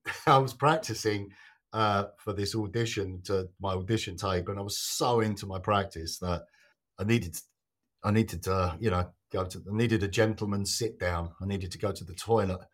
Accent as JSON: {"language": "English", "area": "Kent", "region": "South East England", "country": "United Kingdom", "tie": "born or raised there", "also_born_or_lived": "London"}